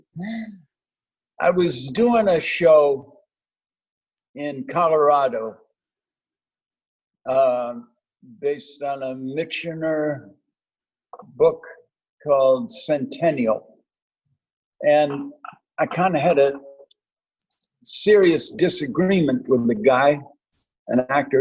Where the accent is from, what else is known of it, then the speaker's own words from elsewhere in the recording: Crossroads Country Harbour, Nova Scotia, Canada; moved away; I grew up in Nova Scotia.